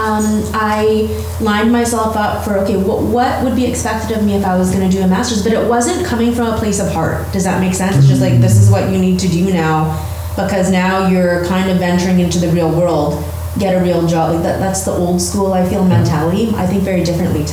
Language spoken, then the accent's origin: English; Vancouver, British Columbia, Canada; So I was born and raised in Vancouver, and I'm a local girl.